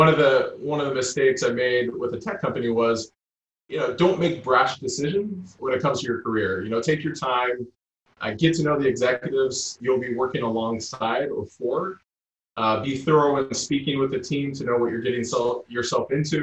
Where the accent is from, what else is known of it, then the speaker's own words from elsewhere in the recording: United States; moved away as an adult; now in United Kingdom; me as an American